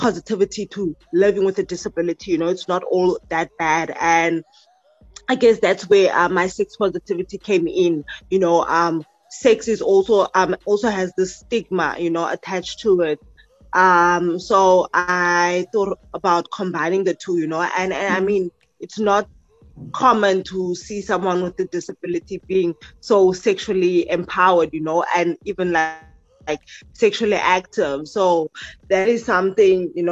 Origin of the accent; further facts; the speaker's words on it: Mossel Bay, Western Cape, South Africa; from Marshall Bay, which is in the Western Cape